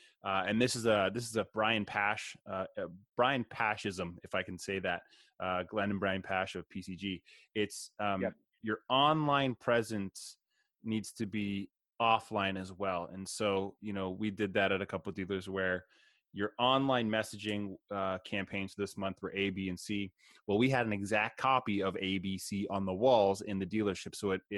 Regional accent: Canada; I'm Canadian.

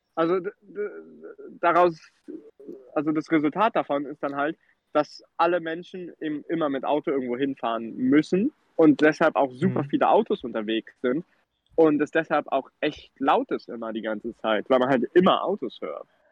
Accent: Germany; moved away as an adult; now in United States; bei uns in Deutschland

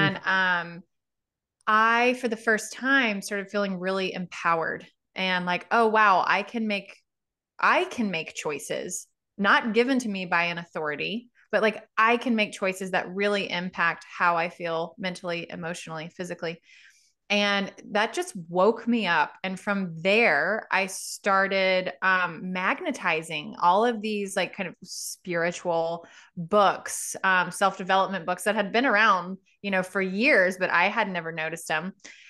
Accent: Louisiana, United States; I was raised in Southwest Louisiana, not really known as like a very spiritual hippie place. It's very religious.

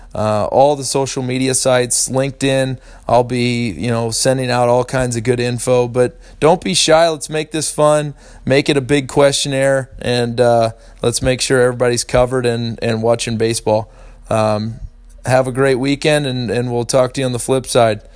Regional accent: St. Louis, Missouri, United States; I grew up in St. Louis love the Cardinals tremendously

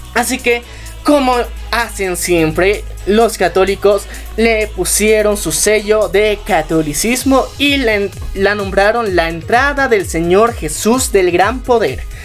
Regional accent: Bolivia; como ciudadanos bolivianos eh, tenemos

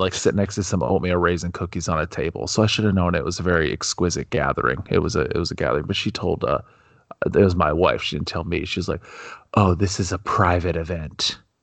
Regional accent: United States; being a, being an American

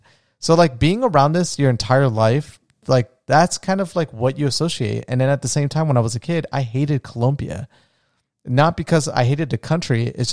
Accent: New Smyrna Beach, Florida, United States; also born or lived in Orlando, Florida; I call New Smyrna my hometown because it really is home to me. It's a sad truth that a majority of that city is, it's just a retirement town.

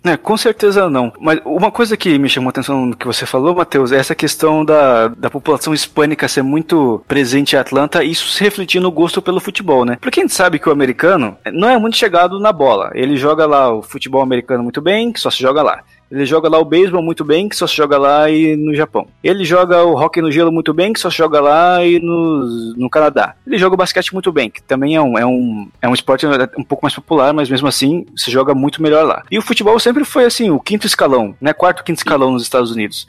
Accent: Brazil

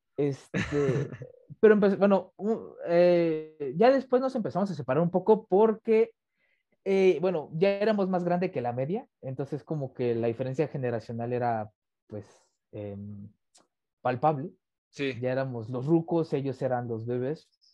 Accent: Mexico; soy mexicano 100%

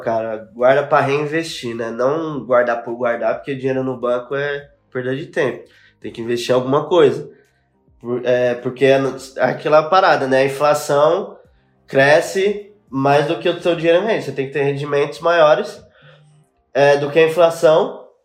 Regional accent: São Paulo, Brazil; nasci no Cangaíba, zona leste de São Paulo

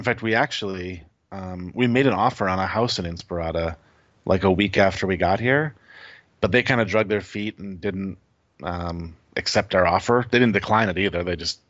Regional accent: Michigan, United States; now in North Carolina, United States; We're originally from Michigan, moved to Los Angeles on a sort of a whim.

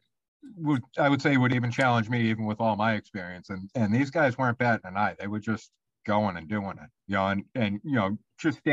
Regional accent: Boston, Massachusetts, United States; accent: Boston; my nice Boston accent

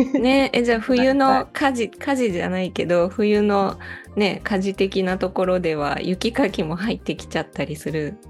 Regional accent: Osaka, Japan; now in Matsumoto, Japan; 私も大阪で育ったので雪とは全然無縁だったんですけど、うんうん長野県の松本に引っ越してきてからは

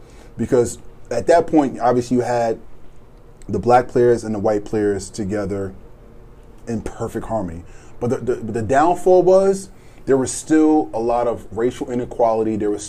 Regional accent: Long Island, New York, United States; who was from my hometown

